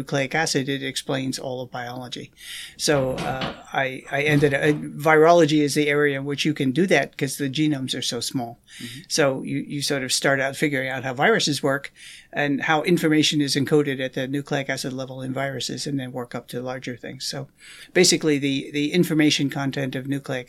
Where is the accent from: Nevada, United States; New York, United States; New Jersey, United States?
New York, United States; New York area, United States; born or raised there; moved away as an adult; also born or lived in Maryland; now in Madison, United States